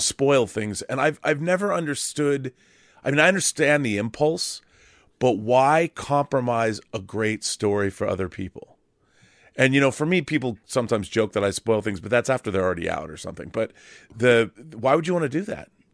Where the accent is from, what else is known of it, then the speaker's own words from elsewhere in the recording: Seattle, Washington, United States; moved away as an adult; also born or lived in California; I moved from where I grew up in Seattle. I moved to California to go to college at U S C